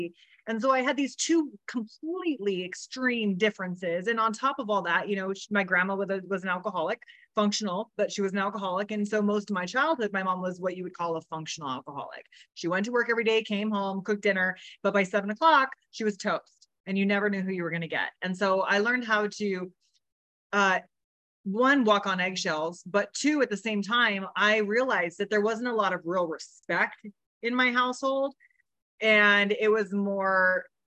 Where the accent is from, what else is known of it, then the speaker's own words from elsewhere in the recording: Riverside, California, United States; was born in Riverside, California, on a ranch with horses, with both of my parents.